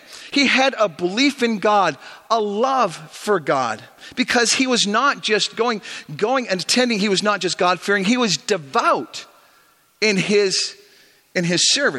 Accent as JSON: {"language": "English", "country": "Canada", "also_born_or_lived": "Chicago", "said": "I did my undergrad in the United States, the great United States of America. I'm Canadian, but I went down to Chicago to get my undergrad."}